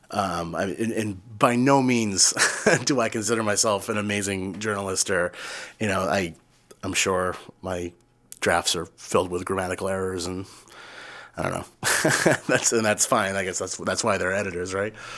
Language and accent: English; Yarmouth, Maine, United States; also born or lived in Chicago; when I was growing up in Yarmouth